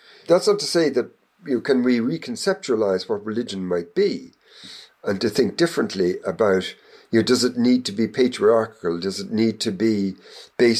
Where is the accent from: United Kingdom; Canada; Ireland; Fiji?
Ireland; I was growing up in Ireland in the 19th century